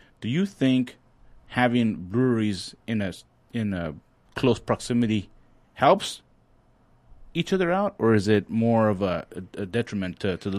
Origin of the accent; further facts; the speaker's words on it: Santa Ana, California, United States; I'm from Santa Ana, bro.